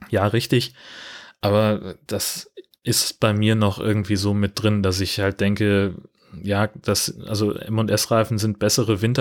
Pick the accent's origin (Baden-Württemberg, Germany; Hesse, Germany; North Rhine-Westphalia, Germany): Hesse, Germany; also ich bin ja in Mittelhessen aufgewachsen, in einer fast schneesicheren Region damals